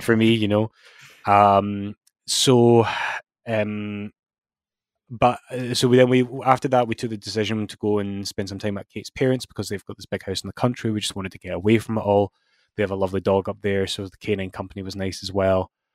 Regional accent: Scotland, United Kingdom; as Scottish fans

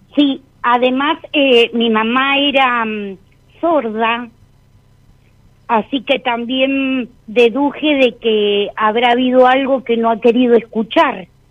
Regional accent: Patagonia, Argentina; soy de la Patagonia

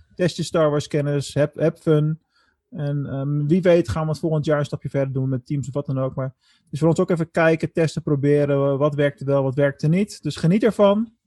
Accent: Netherlands; ons als Nederlanders

